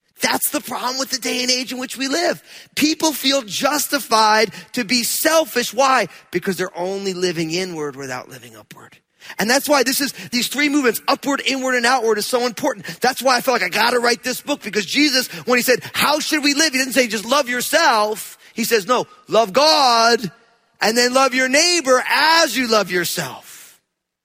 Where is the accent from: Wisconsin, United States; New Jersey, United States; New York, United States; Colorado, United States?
New Jersey, United States; I'm from New Jersey